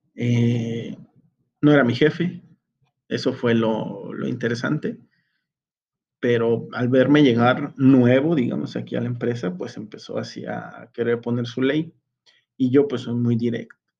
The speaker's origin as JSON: {"language": "Spanish", "country": "Mexico"}